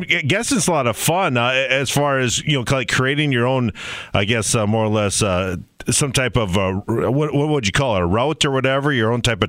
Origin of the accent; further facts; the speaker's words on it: United States; the Clay County Fairgrounds in my hometown